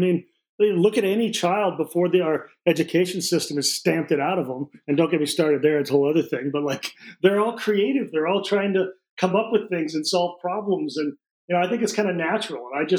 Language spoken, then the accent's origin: English; Peoria, Illinois, United States; born there; The easiest way to describe it is the city I was born in Illinois is called Peoria.